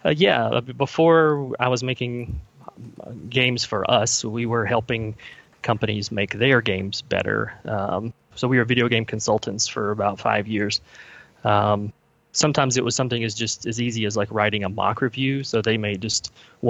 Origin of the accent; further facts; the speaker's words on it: Kentucky, United States; So I'm from Kentucky. Born and raised here, still live here currently